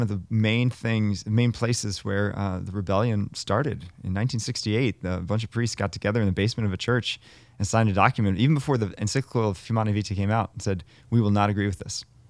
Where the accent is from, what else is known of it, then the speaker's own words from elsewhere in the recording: United States; growing up in America